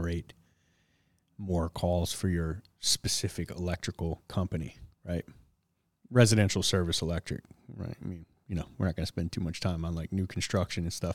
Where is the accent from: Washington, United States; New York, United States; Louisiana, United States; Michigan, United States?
Michigan, United States; Detroit; growing up in Detroit